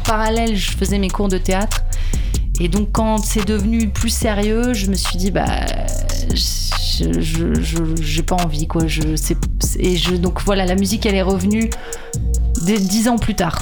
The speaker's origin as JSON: {"language": "French", "country": "St. Barthélemy", "tie": "born or raised there", "said": "je viens de Saint-Barth, j'ai grandi là-bas, sur cette île"}